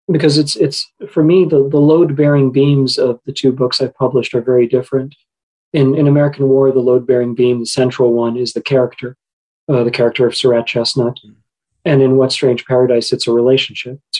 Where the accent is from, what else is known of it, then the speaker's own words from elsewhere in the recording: Qatar; I grew up in Qatar uh, at the time, and I suspect this is still the case today. 90% of the population of Qatar is non Qatari.